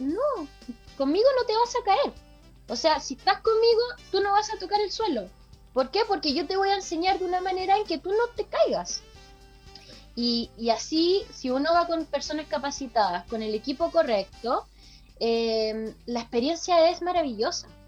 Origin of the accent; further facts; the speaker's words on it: Chile; de Chile